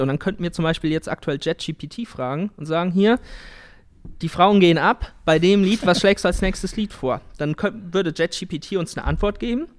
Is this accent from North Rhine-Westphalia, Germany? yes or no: yes; Siegerland, North Rhine-Westphalia, Germany; wir kommen ja aus dem Siegerland